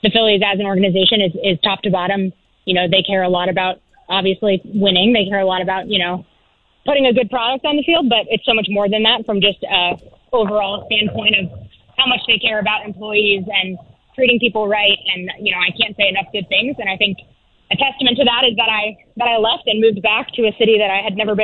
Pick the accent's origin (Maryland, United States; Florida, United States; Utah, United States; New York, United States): Florida, United States; Tampa; moved away as an adult; also born or lived in Cleveland; now in Philadelphia, United States; I grew up in Tampa